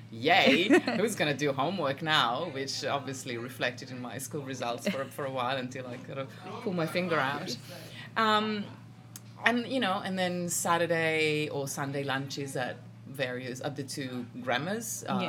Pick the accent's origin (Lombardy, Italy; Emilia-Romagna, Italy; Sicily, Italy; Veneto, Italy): Lombardy, Italy; Milan; moved away; I grew up in Milan, the last of three siblings